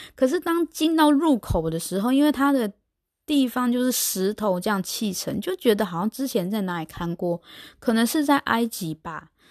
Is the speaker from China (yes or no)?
no; Taiwan; 在台湾的生活经验